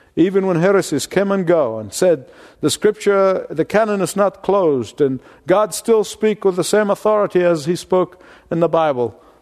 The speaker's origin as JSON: {"language": "English", "country": "Egypt", "tie": "born or raised there", "moved": "yes", "said": "I grew up in Egypt"}